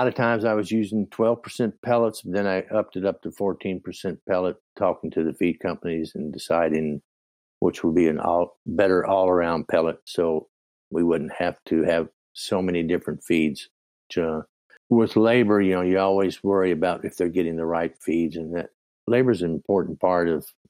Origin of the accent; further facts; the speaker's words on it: Virginia, United States; I switched from sweet feed, which I grew up with in Virginia